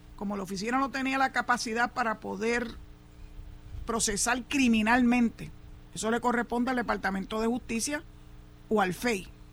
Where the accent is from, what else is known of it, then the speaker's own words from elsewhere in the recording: San Juan, Puerto Rico; yo soy nacido y criado en San Juan.